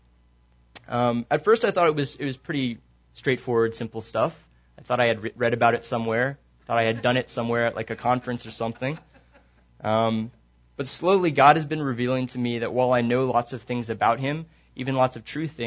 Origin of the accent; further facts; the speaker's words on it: Maryland, United States; moved away; also born or lived in San Antonio, Texas / Lubbock, Texas; I'm from Maryland originally